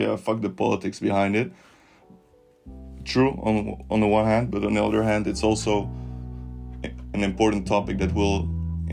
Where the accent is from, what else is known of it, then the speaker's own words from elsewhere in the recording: Netherlands; I'm from the Netherlands, as you know, but I'm also half Bulgarian